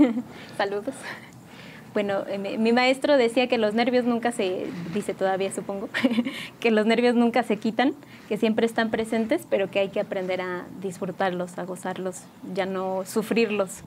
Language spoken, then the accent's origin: Spanish; San Juan del Río, Querétaro, Mexico; yo soy originaria de aquí de San Juan del Río, pues aquí nací y aquí he crecido